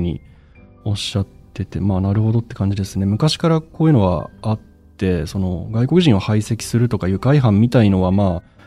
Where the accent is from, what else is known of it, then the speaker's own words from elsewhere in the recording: Sapporo, Hokkaido, Japan; now in Tokyo, Japan; 僕の実家に札幌にいるのは父親と母親だけで